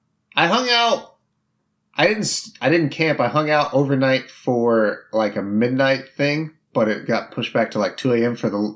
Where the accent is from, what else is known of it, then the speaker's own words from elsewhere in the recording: Indiana, United States; This is funny because growing up in Indiana, it was always the Indianapolis 500. That's the big race there.